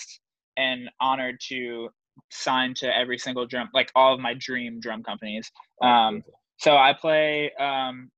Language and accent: English; New York, United States; growing up in New York